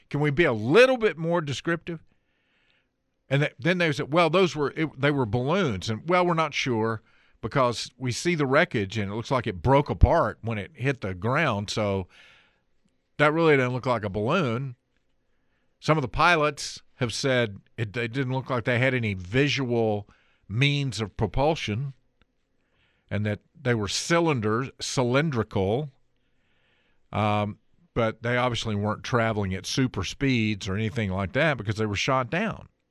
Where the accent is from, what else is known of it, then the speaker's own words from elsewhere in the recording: Ellenboro, North Carolina, United States; also born or lived in Forest City, North Carolina; That's kinda like my hometown. Grew up in Ellenboro, but for a city was the, that's where I went to high school